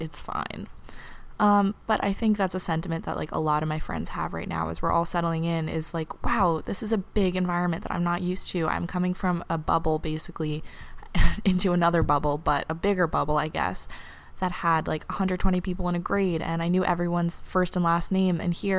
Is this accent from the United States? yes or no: yes; New York City, New York, United States; now in Cambridge, United States; an 18-year-old girl at Harvard University, but I'm from New York City